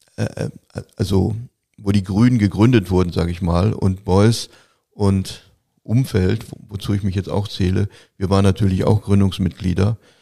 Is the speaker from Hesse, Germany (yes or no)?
no; Gelsenkirchen, North Rhine-Westphalia, Germany; Ich komme aus Gelsenkirchen, ich komme aus einer Arbeiterfamilie